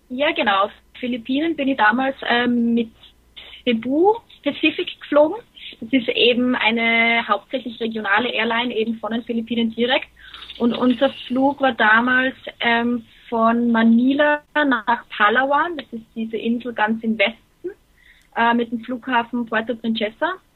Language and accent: German; Graz, Styria, Austria; also born or lived in Dortmund; ich bin aus Österreich